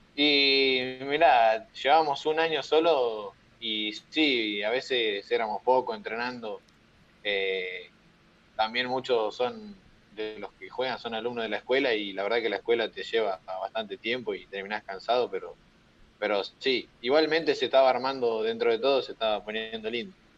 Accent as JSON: {"language": "Spanish", "town": "Lobos", "region": "Buenos Aires Province", "country": "Argentina", "said": "Yo soy de Lobos"}